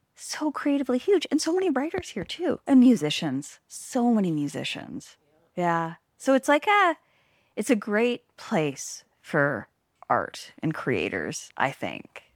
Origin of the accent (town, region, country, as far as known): Langley, British Columbia, Canada; also born or lived in Hope; now in Smithers, Canada